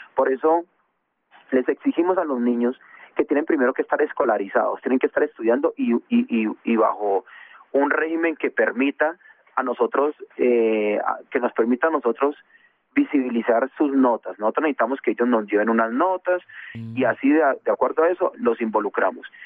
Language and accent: Spanish; Bogotá, Colombia; also born or lived in Condoto, Chocó; yo yo nací en Condoto, uh chocó muy temprano, cuando tenía diez eh, dos años me, trajo mi papá para Bogotá, se vino toda mi familia para Bogotá, entonces estuvimos aquí y, bueno, aquí aquí nos educamos, aquí nos nos criamos